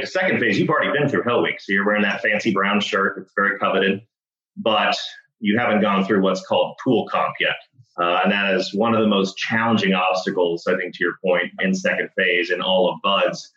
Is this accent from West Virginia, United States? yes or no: no; Dallas, Texas, United States; I grew up in Dallas, Texas